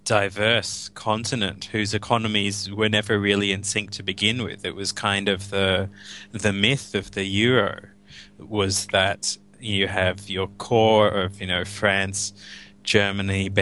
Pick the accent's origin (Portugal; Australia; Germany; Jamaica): Australia; I'm speaking as an Australian